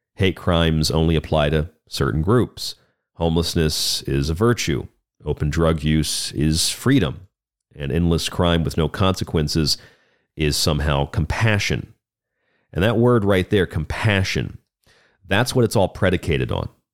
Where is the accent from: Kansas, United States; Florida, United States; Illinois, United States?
Florida, United States; my home state of Florida